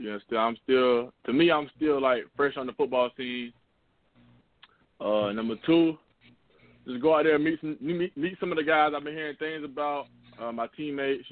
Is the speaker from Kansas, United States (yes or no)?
no; South Carolina, United States; also born or lived in Marion, South Carolina; my home state